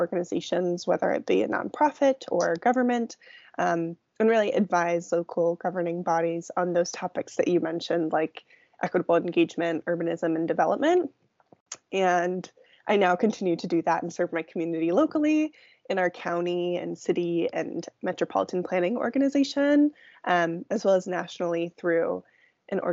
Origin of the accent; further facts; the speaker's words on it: Silicon Valley, San Francisco Bay Area, California, United States; moved away as an adult; now in Seattle, United States; So I grew up in the Silicon Valley